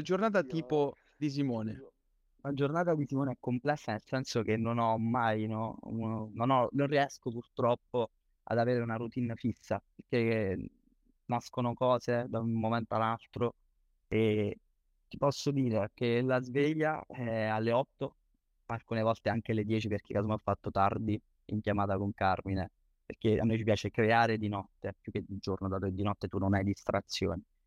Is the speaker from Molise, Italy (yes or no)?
yes; Campobasso, Molise, Italy; meno male che sono nato in provincia, perché Campobasso è il capoluogo